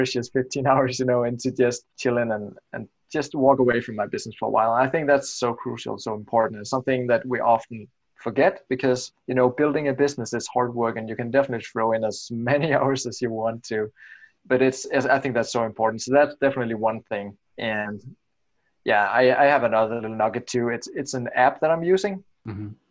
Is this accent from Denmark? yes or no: yes; Denmark; I'm from Denmark and I create websites for the US traffic or US visitors